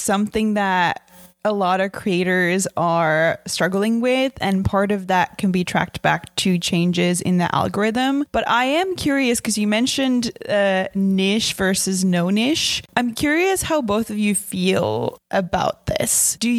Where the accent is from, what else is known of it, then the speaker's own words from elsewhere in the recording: Finland; I'm from Finland